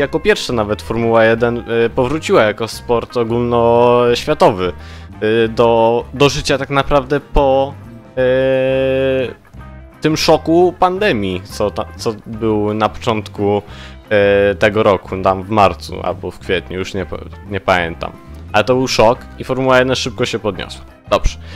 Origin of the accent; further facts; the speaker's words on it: Gliwice, Silesian Voivodeship, Poland; Ja ze Śląska, z Gliwic